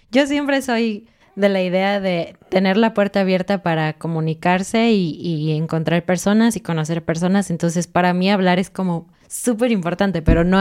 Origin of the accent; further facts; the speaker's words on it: Mexico; decimos eso en México